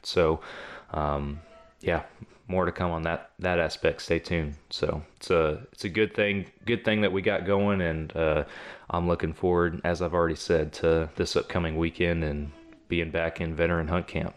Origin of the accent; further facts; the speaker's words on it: Texas, United States; I'm from Texas. I've hunted outside of the state of Texas twice in my life